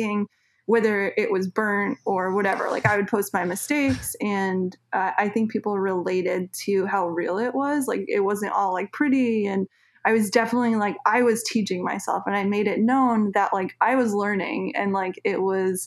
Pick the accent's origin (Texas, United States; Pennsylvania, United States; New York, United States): New York, United States; Suffern; moved away as an adult; now in Los Angeles, United States; I ended up moving back home. I'm originally from Suffern, New York, so it's like 40 minutes outside of New York City